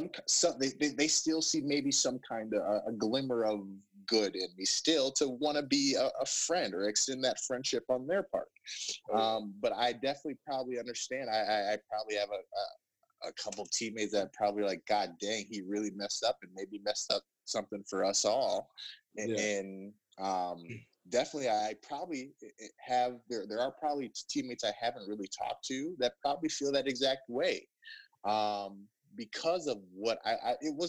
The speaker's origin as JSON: {"language": "English", "town": "Plymouth", "region": "Minnesota", "country": "United States", "also_born_or_lived": "Lubbock, Texas", "moved": "as an adult", "said": "I'm from Plymouth, Minnesota. My parents, we lived right next to Providence, like Seven Greens. I go to Target, I go to Benilde, we go to Ridgedale, we go to Mall of America"}